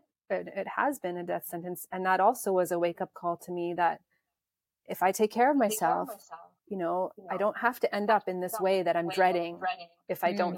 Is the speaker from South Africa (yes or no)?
yes; South Africa; Well, I'm South African, so...